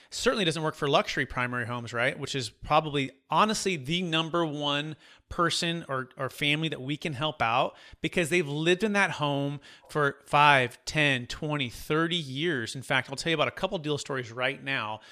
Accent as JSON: {"language": "English", "area": "Bay Area", "region": "California", "country": "United States", "tie": "born or raised there", "said": "growing up in the Bay Area"}